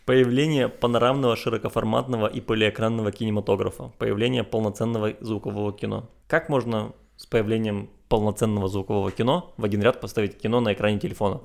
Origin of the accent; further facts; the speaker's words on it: Chornomorsk, Odesa Oblast, Ukraine; я из Ильичевска